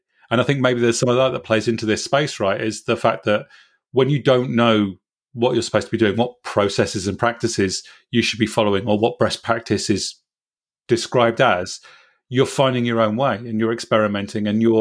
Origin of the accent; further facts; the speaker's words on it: Swindon, South West England, United Kingdom; I was at a small startup called Ubiquisys in my hometown in Swindon